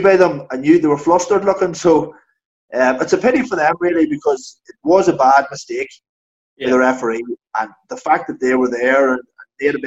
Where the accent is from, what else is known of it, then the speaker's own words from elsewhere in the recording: Fermanagh, Northern Ireland, United Kingdom; I'm from Fermanagh